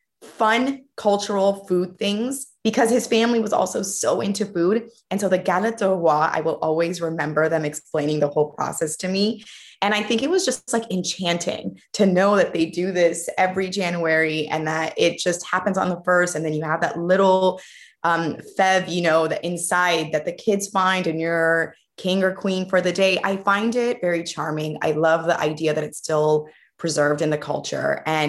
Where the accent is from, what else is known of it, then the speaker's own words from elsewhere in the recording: California, United States; now in Paris, France; I'm from California, and I've been living in Paris for more than 10 years now.